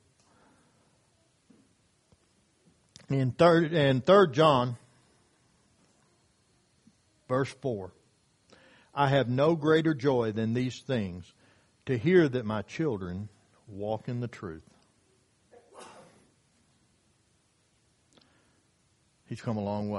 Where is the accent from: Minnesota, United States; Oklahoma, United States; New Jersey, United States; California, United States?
Oklahoma, United States; Hastings; the church that I grew up at in Hastings, Oklahoma, when I was a young man